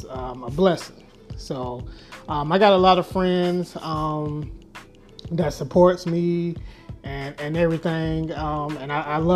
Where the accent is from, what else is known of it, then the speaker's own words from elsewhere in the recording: Jacksonville, Florida, United States; moved away as an adult; also born or lived in Orlando, Florida / Albany, New York / Atlanta, Georgia; now in Dallas, United States; born and raised in Jacksonville, Florida.